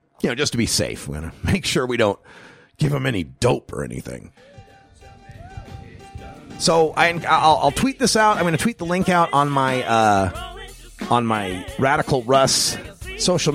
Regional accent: Idaho, United States; now in Oregon, United States; my home state, my birth state of Idaho

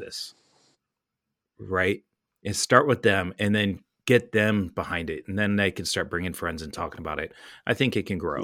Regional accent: California, United States; moved away; growing up in California

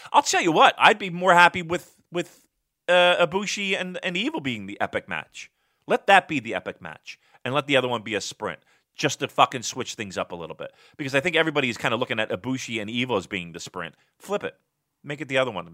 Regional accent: Philadelphia, Pennsylvania, United States; I'm from Philly

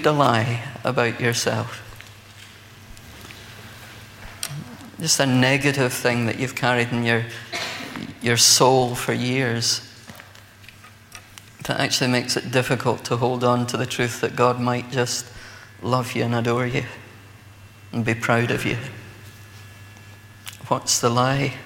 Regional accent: Scotland, United Kingdom; as a Scotsman

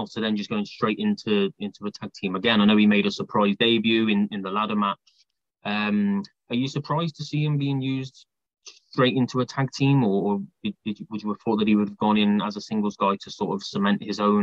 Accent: United Kingdom; As a British guy

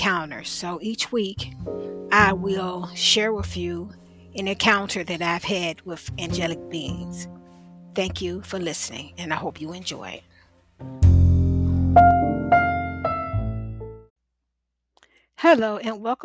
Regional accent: Portsmouth, Virginia, United States; also born or lived in Norfolk, Virginia; That's where I'm from, Portsmouth, Virginia.

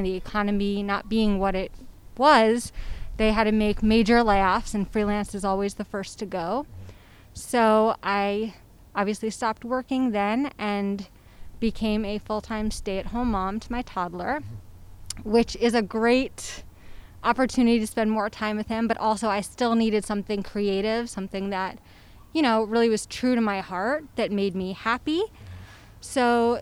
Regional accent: New York City, New York, United States; I'm from Brooklyn. Uh-huh. Lived here my whole life

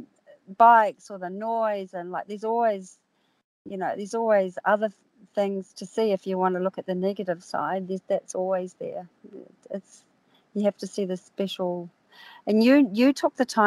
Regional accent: New Zealand; now in Australia; I'm from New Zealand originally

